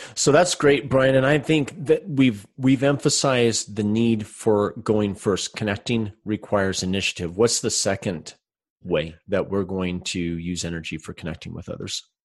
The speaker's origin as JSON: {"language": "English", "town": "Salt Lake City", "region": "Utah", "country": "United States", "said": "I'm from Salt Lake City, Utah"}